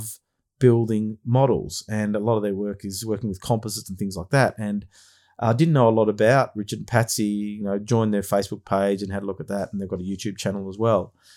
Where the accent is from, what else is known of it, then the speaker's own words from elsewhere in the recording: Melbourne, Victoria, Australia; I'm from Melbourne, and let's just say last weekend on Sunday, it was Arctic conditions down here.